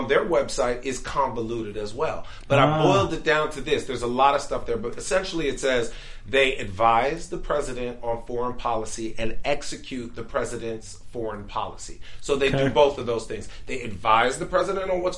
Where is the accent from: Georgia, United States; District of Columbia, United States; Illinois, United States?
District of Columbia, United States; Washington; I was born here